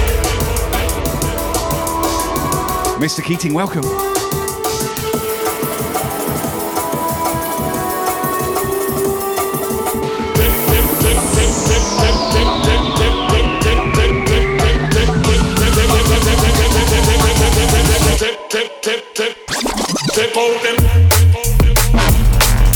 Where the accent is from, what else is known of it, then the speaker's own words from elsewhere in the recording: United Kingdom; moved away as an adult; now in Brisbane, Australia; I'm from the UK originally, but I do have dual nationality, so I hold a Aussie passport as well as a UK one.